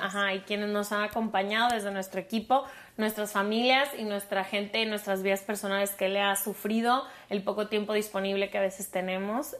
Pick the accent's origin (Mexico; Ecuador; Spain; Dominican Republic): Mexico; soy de México